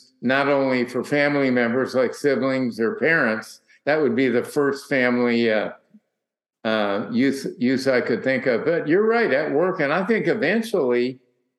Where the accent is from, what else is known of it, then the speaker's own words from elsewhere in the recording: Minnesota, United States; now in Orcas Island, United States; I'm originally from Minnesota